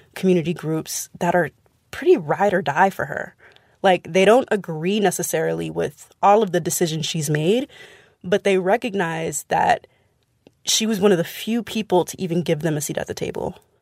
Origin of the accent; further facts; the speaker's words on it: San Francisco, California, United States; I'm from San Francisco